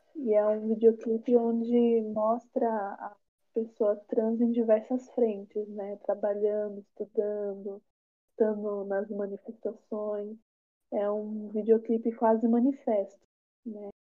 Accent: São Paulo, Brazil; now in Taboão da Serra, Brazil; moro em Taboão da Serra há uns 10 anos. Sou aqui da periferia da. sou daqui. sou daqui da periferia da periferia, daqui de Taboão. E nasci em São Paulo

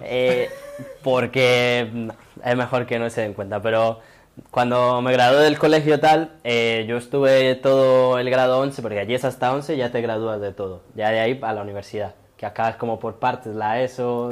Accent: Itagüí, Antioquia, Colombia; now in Spain; al municipio de donde yo soy, que yo soy de Itagüí, que queda justo al lado de Medellín

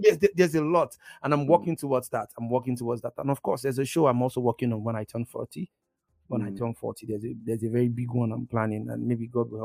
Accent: Igbo, Igboland, Nigeria; my experience as a Nigerian, and my experience as an Igbo boy

